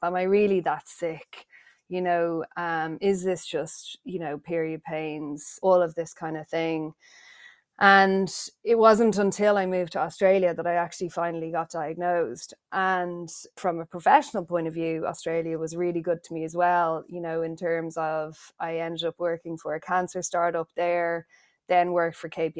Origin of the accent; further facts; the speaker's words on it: Ireland; accent: Irish; the accent is a dead giveaway. I am Irish. I was born in Ireland